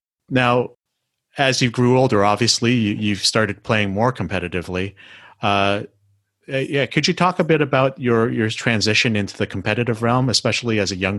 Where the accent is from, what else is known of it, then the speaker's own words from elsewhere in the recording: Canada; So for people who don't know already, I'm a Filipino-Canadian, and I've been curling for about 15 years and coaching as well.